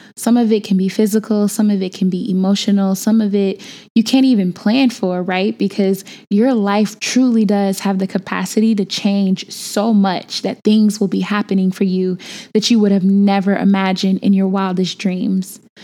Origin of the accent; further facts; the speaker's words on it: Chicago, Illinois, United States; moved away as an adult; I am from Chicago, born and bred, and was just home for a minute